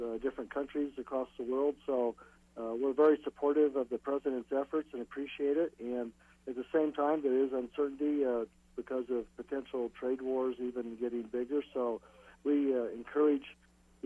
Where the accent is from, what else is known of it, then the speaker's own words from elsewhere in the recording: California, United States; my home state of California